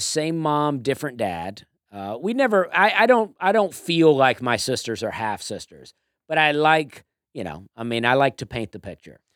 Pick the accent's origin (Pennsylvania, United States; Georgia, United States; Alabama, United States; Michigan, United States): Alabama, United States; Auburn; now in Nashville, United States; I'm from Alabama, too